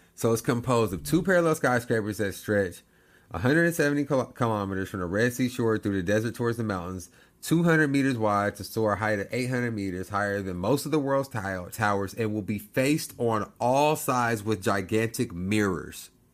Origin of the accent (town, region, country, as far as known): United States